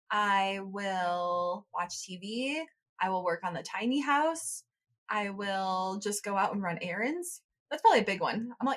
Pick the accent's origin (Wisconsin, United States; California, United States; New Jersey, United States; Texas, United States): Wisconsin, United States; moved away; I am from Wisconsin, a small town